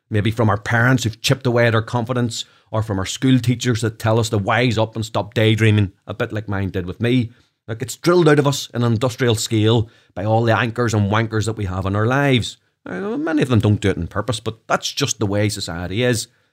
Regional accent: Belfast, Northern Ireland, United Kingdom; accent: Belfast; my Belfast accent

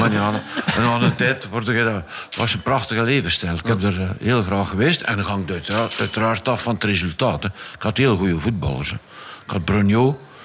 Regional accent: Flanders, Belgium; als Vlaming

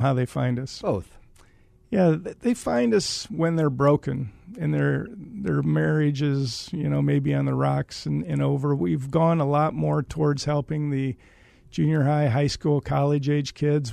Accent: Waterloo, Iowa, United States; I am from Iowa

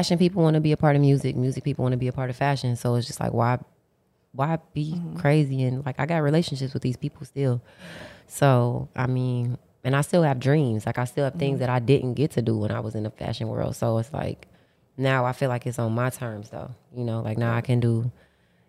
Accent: Detroit, Michigan, United States; I'm from Detroit, and like I come from the slums

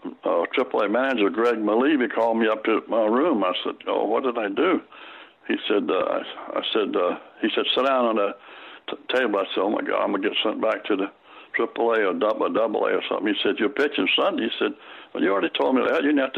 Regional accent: Durham, North Carolina, United States; moved away as an adult; Well, I'm originally from Durham, North Carolina, the back of road

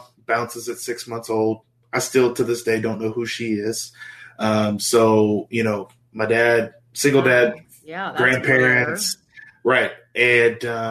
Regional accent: West Monroe, Louisiana, United States; moved away as an adult; also born or lived in Oklahoma; grew up in small town Louisiana. If your listeners, watchers have heard of Duck Dynasty, that's my hometown

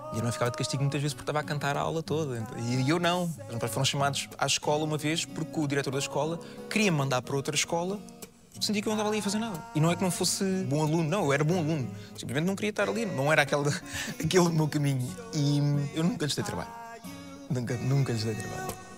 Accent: Casais Novos, Lisbon, Portugal; born or raised there; also born or lived in Vila Franca de Xira / Póvoa de Santa Iria

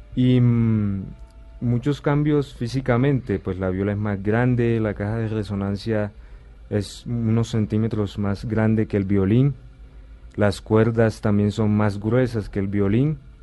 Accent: Sincelejo, Sucre, Colombia; nací en Cincelejo, Sucre.

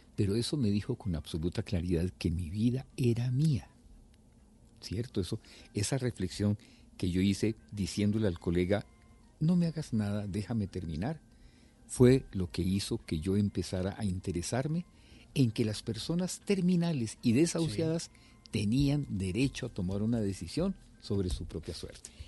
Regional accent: Tuluá, Valle del Cauca, Colombia; moved away; Yo vivía en una cuadra de mi, de mi pueblo en Tuluá y nos conocíamos todos los vecinos de esa, de esa cuadrita, ¿cierto? Yo sabía, yo quién vivía al frente, quién vivía al lado, jugaba con los compañeritos de mi edad en esa cuadra

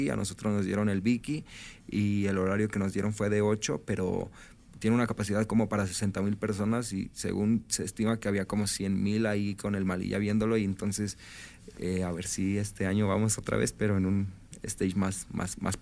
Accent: Mexico; nosotros como mexicanos y como chavos somos fieles consumidores del reggaetón

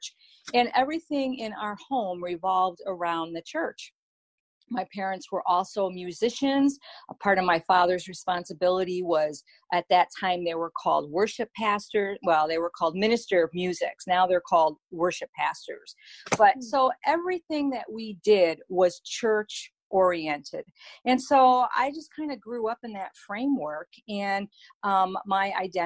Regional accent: East Coast, United States; I was born and raised on the East Coast

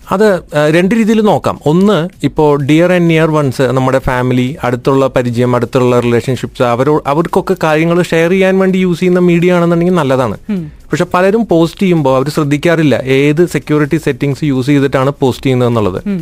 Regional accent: Thrissur, Kerala, India; moved away; ഞാൻ തൃശ്ശൂർ നിന്നാ

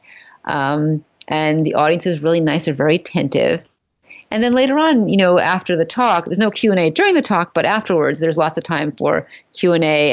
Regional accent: New York City, New York, United States; I'm from Manhattan. I don't own a car.

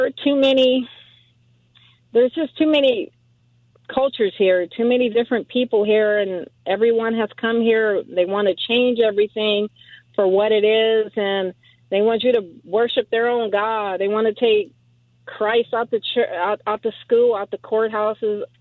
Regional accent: Southern California, United States; I grew up in Southern California.

